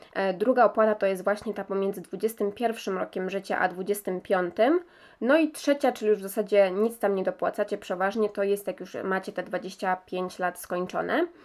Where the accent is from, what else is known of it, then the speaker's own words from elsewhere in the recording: Poland; jesteśmy tutaj z Polski